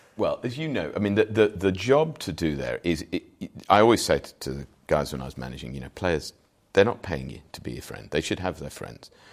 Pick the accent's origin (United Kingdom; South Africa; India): United Kingdom; Wolverhampton, Shropshire, West Midlands; moved away as an adult; also born or lived in Shrewsbury; now in London, United Kingdom; Proudly born and bred in Wolverhampton, but moved out into Shropshire, went to school in Shrewsbury.